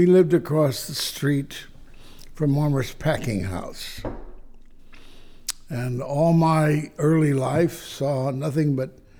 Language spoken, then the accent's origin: English; Kansas City, Kansas, United States; now in California, United States